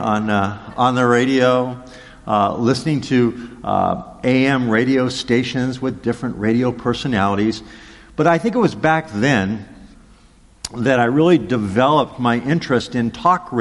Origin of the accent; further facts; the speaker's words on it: Los Angeles, California, United States; as a small boy growing up in Los Angeles